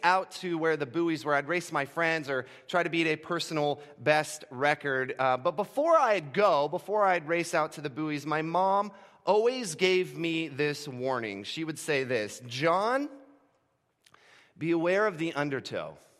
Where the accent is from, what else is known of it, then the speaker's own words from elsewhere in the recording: Gulf Coast of Florida, United States; moved away; For the first eighteen years of my life, I grew up on the Gulf Coast of Florida